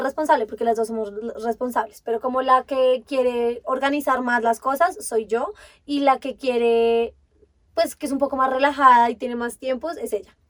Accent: Bogotá, Colombia; Yo sí he vivido toda mi vida acá en Bogotá, o sea, nací en Bogotá, crecí en Bogotá, sigo en Bogotá

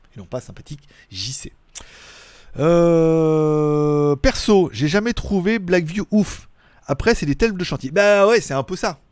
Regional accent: France; on est français

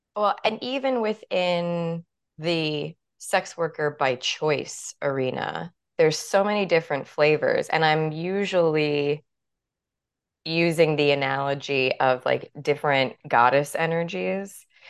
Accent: New York City, New York, United States; growing up in New York City

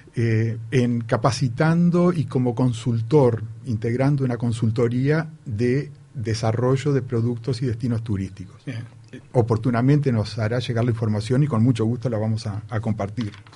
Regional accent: Paysandú, Uruguay; somos de Paysandú

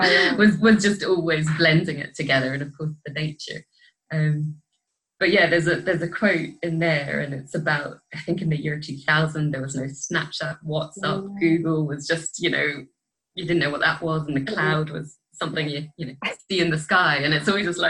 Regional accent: Scotland, United Kingdom; moved away; I grew up in Scotland

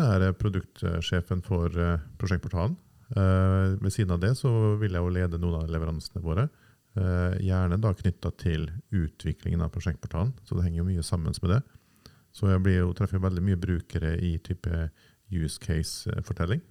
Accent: Nordvestlandet, Norway; now in Oslo, Norway; Jeg er fra Nordvestlandet og flytta til Oslo i 95-96

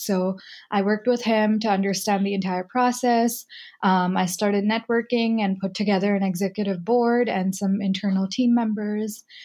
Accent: United States; me growing up in the United States after we moved here

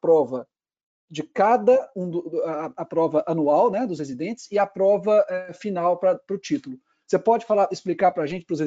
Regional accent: Belo Horizonte, Minas Gerais, Brazil; now in São Paulo, Brazil; eu vim de, de, de Belo Horizonte para cá, para São Paulo

